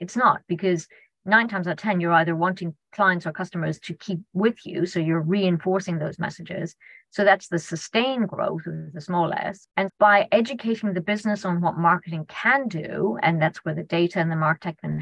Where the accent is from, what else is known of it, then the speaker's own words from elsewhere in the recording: Ireland; being Irish